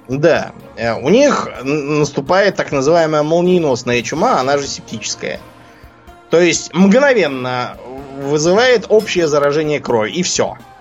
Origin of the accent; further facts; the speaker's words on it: Russia; moved away; мы оба из России